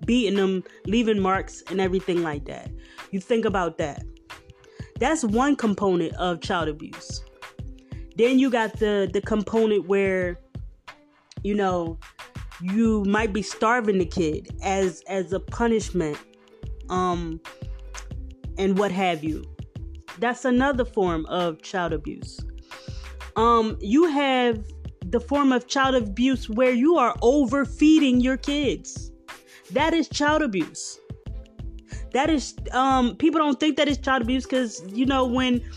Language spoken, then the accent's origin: English; Philadelphia, Pennsylvania, United States; I am from Philly. Philly born and raised